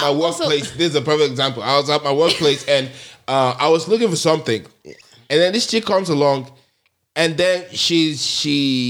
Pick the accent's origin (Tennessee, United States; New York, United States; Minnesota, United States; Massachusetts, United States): New York, United States; Bronx; I grew up in the Bronx.